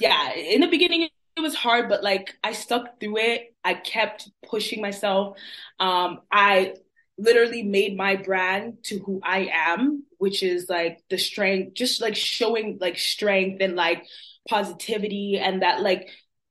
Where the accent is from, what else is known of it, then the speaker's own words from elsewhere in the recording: Toronto, Ontario, Canada; also born or lived in Montreal; I was born in Montreal and then we came down to Toronto. So I've been living in, I was raised in Toronto, but I was born in Montreal.